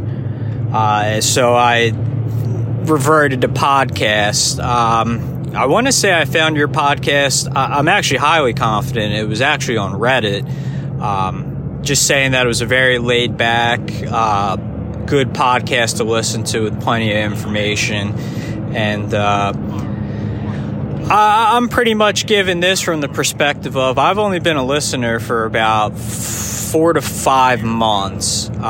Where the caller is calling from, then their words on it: Philadelphia, Pennsylvania, United States; This is …. I'm coming in from Philadelphia, Pennsylvania, in the United States.